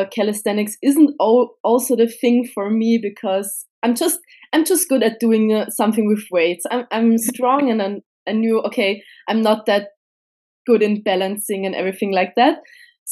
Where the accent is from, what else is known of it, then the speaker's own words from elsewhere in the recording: Vienna, Austria; I come from Austria, from Vienna.